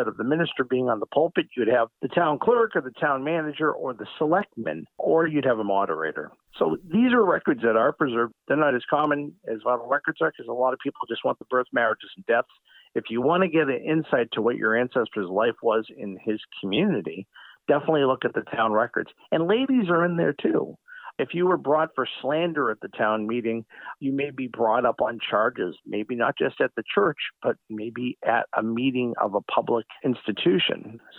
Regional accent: Stoughton, Massachusetts, United States; In my hometown of Stoughton, we were incorporated in 1726

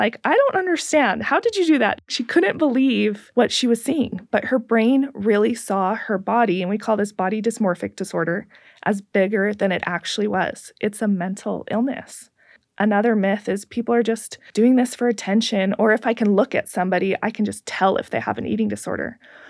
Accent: Pacific Northwest, United States; I grew up in the Northwest, and I remember we would come to visit Utah

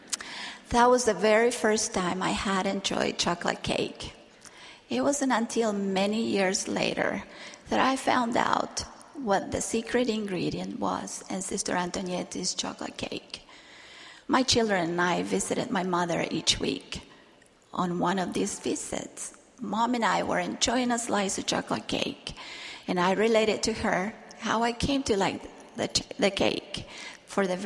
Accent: Argentina; while I was growing up in Argentina.

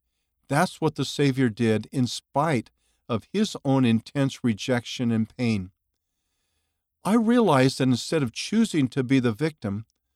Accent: Mexico; When I was younger, I attended a private university in my home state in Mexico.

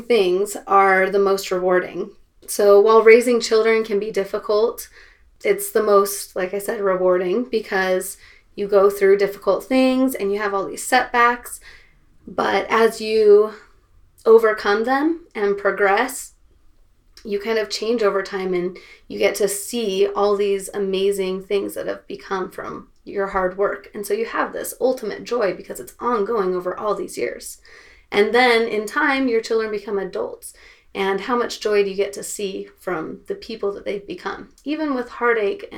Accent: Seattle, Washington, United States; I am from Seattle, and I grew up there

